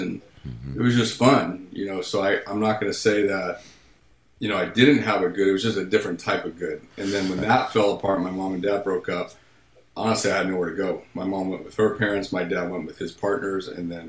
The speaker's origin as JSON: {"language": "English", "town": "Beverly Hills", "region": "California", "country": "United States", "tie": "born or raised there", "also_born_or_lived": "Pacific Palisades / Venice / Santa Monica", "said": "I was born and raised in Beverly Hills."}